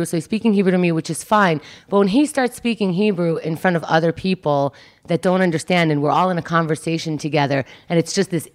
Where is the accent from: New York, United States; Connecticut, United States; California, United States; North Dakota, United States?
New York, United States; also born or lived in Israel; I grew up in New York